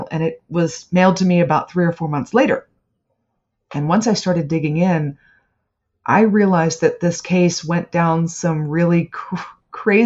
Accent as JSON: {"language": "English", "town": "Bethesda", "region": "Maryland", "country": "United States", "tie": "born or raised there", "said": "I grew up in Bethesda. That was my hometown."}